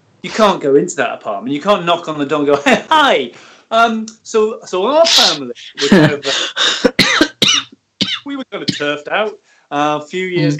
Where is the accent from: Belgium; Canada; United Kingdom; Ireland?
United Kingdom; Manchester, North West England; moved away; I grew up in Manchester, just off the motor, the M62